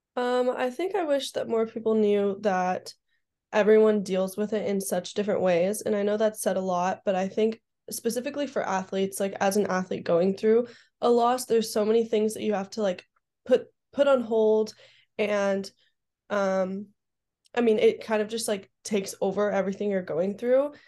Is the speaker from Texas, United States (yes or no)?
no; Southern California, United States; I grew up in SoCal, so the beach for me is a really good calming place.